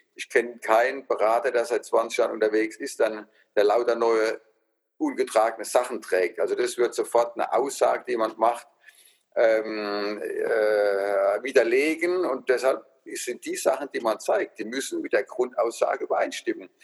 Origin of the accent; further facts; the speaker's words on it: Rhineland-Palatinate, Germany; accent: Palatinate dialect (Pfälzisch); dass ich Pfälzer bin, ne, von meinem Dialekt, der einfach mitschwingt